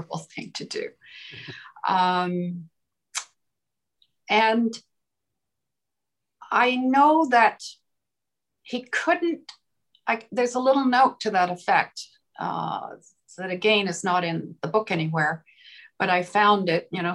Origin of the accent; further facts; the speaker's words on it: Peterborough, Ontario, Canada; when I was growing up in Peterborough, Ontario